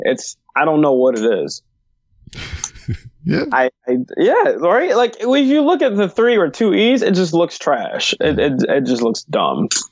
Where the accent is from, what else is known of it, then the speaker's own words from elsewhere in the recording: Detroit, Michigan, United States; also born or lived in Hazel Park, Michigan; I'm from Detroit, mm. but I moved like in 5th grade to Hazel Park